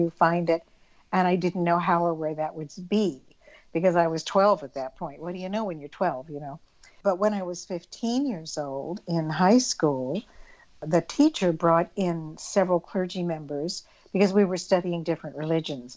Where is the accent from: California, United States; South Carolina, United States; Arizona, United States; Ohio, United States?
Arizona, United States; I grew up in Arizona in the Southwest Desert.